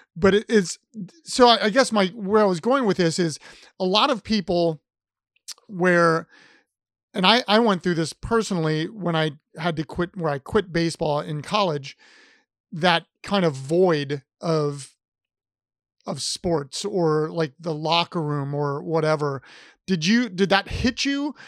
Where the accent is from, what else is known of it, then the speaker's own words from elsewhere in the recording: Columbus, Ohio, United States; I'm from Columbus